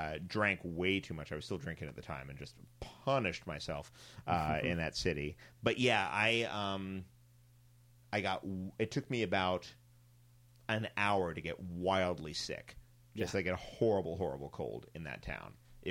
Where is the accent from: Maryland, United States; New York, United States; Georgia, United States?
New York, United States; I'm from New York.